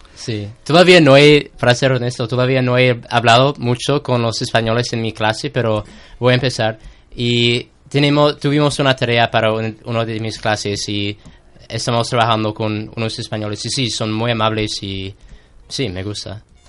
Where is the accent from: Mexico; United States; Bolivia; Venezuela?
United States; Spanish is a second language; moved away as an adult; now in Seville, Spain; yo soy algún estudiante americano